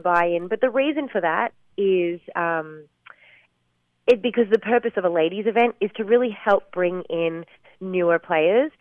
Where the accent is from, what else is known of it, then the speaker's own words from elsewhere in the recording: Gold Coast, Queensland, Australia; my hometown of the Gold Coast